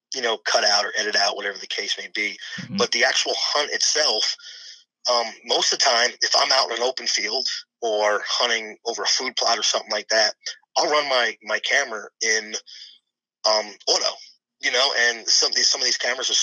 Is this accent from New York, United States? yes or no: yes; Long Island, New York, United States; moved away as an adult; growing up on Long Island